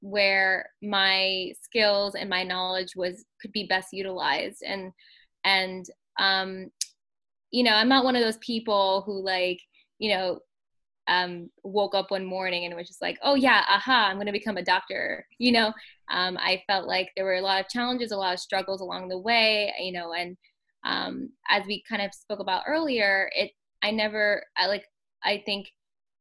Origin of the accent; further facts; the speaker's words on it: New York City, New York, United States; first language English; also born or lived in Long Island; native New Yorker born and raised in Queens